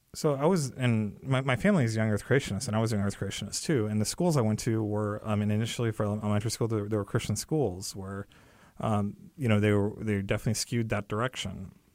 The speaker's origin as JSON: {"language": "English", "region": "California", "country": "United States", "tie": "born or raised there", "said": "my parents came here from India, and I was born in California. I grew up there"}